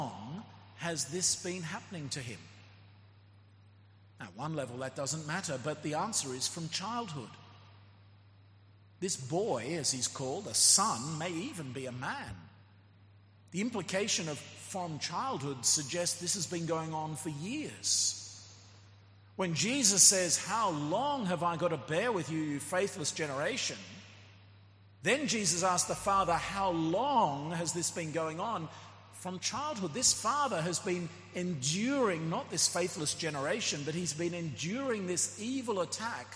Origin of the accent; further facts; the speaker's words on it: Australia; moved away; my home country, Australia